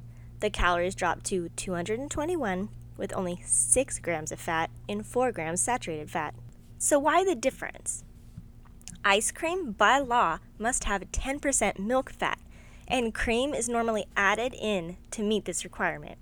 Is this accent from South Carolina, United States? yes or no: no; Austin, Texas, United States; also born or lived in Denver, Colorado; I was born in Denver, Colorado, but I was raised in Austin, Texas